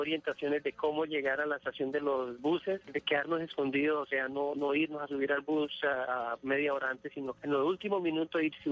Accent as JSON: {"language": "Spanish", "country": "Colombia", "moved": "as an adult", "said": "yo me vine de Colombia en el año 85 y la única razón por la que yo quise venirme de Colombia era porque no había oportunidades."}